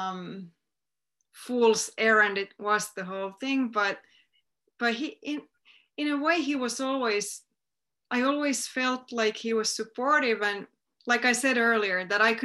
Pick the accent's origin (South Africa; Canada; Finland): Finland; my hometown